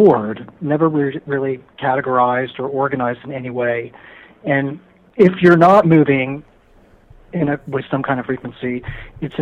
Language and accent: English; Philadelphia, Pennsylvania, United States; born or raised there; now in Los Angeles, United States